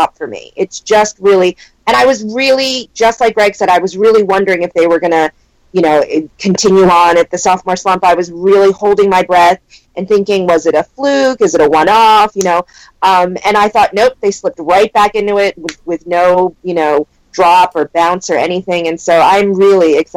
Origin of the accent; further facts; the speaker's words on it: East Coast, United States; now in California, United States; I'm from the East Coast